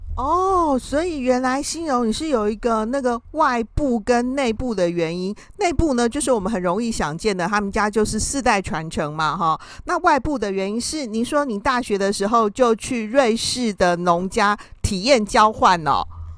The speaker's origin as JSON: {"language": "Chinese", "country": "Taiwan", "said": "我们台湾人"}